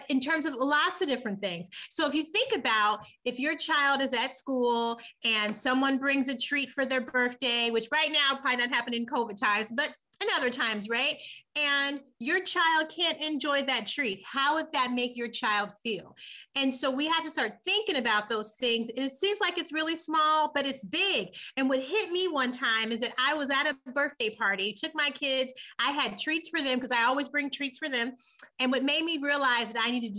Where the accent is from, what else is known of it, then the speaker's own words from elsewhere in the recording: Muncie, Indiana, United States; now in Lansing, United States; I am from Muncie, Indiana, M-U-N-C-I-E